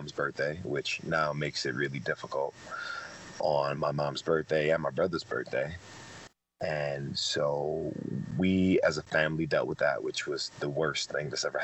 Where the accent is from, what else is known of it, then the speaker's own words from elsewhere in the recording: Detroit, Michigan, United States; I was raised in Detroit